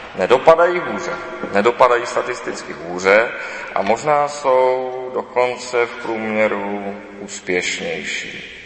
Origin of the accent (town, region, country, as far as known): Czechia